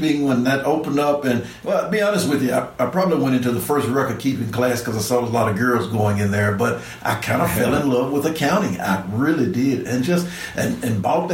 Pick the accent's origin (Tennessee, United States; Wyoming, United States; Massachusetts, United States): Tennessee, United States; Memphis; also born or lived in Jackson, Tennessee; I'm born and raised in Memphis.